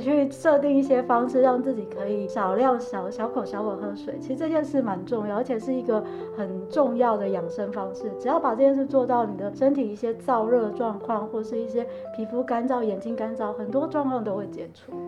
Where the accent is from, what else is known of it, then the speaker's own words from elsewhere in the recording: Chiayi, Taiwan; moved away as an adult; also born or lived in Taoyuan; now in Linkou, Taiwan; 我本身其实住林口，不过因为我，我是嘉义人